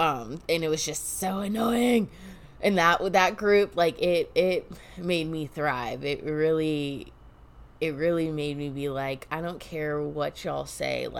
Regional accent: Illinois, United States; also born or lived in Alaska; Fifth grade, that is when I moved from Alaska to Illinois

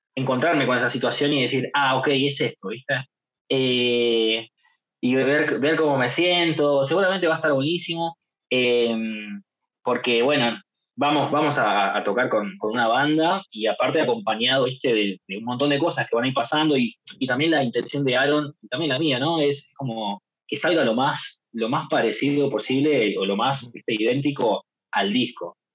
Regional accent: Boulogne, Buenos Aires Province, Argentina; caminando por Boulogne, en barrio, digamos, ahí en mi pueblo natal

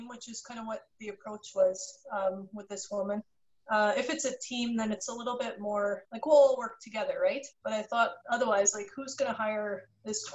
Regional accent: Canada; I got my Bachelor of Commerce from the University of Manitoba. I'm from Canada

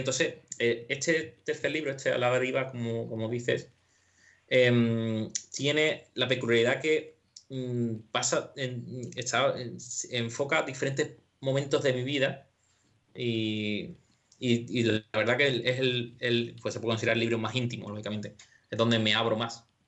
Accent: San José de la Rinconada, Andalusia, Spain; de mi pueblo, de Rinconada, de San José

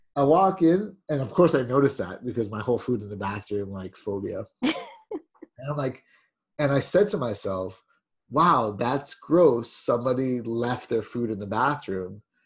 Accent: Jamaica

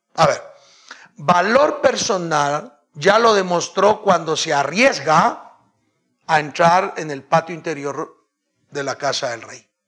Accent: Guatemala

